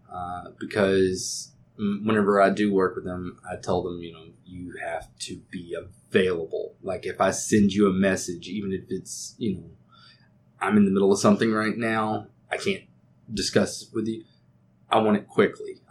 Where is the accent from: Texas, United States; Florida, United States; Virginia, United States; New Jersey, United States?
Texas, United States; accent: Texas; being in Texas, we're always going to get a little bit of it. I mean, I have an accent